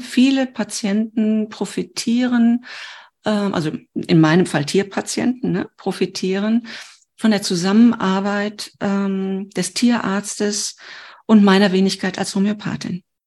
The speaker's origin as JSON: {"language": "German", "country": "Germany", "said": "ich komme ja aus Deutschland"}